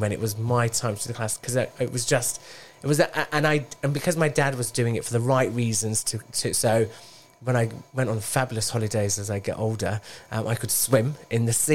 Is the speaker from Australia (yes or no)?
no; Bradford, Yorkshire and the Humber, United Kingdom; moved away as an adult; also born or lived in Wolverhampton; I was born in Wolverhampton. And when I was one, my parents, we moved to Bradford.